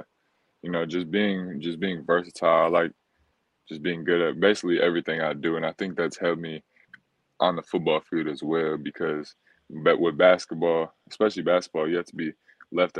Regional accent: Chicago, Illinois, United States; moved away; So we're from Chicago. So back in Chicago, I would train every day after school.

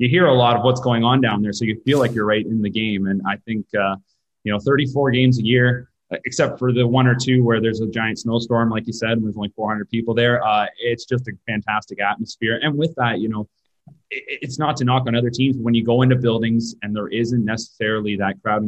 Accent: Milton, Ontario, Canada; moved away as an adult; now in Guelph, Canada; I grew up in Milton

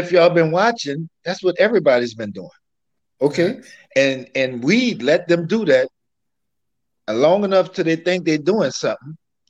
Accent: New Orleans, Louisiana, United States; I'm from New Orleans, right?

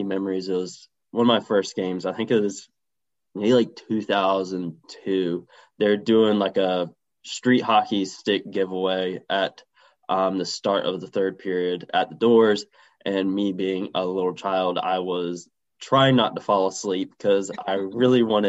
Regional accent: North Carolina, United States; born and raised in North Carolina

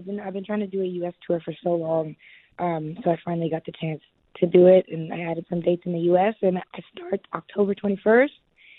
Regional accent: Canada; I'm from Canada

